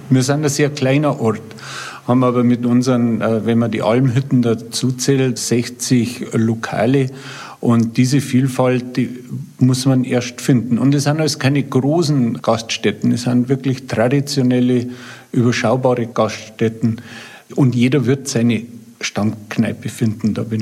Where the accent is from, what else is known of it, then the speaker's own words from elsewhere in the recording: Reit im Winkl, Bavaria, Germany; Ich bin jetzt wirklich auch gebürtiger Reitemünkler und kenne mich in der Gegend eigentlich sehr gut aus.